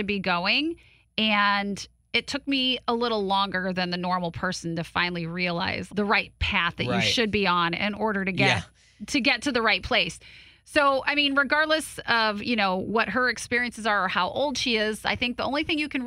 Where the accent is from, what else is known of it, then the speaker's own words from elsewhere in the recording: Portage, Indiana, United States; I'm from Portage